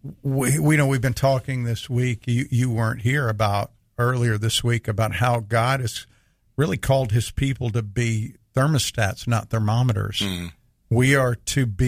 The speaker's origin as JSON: {"language": "English", "region": "the South", "country": "United States", "tie": "born or raised there", "said": "I grew up in the South"}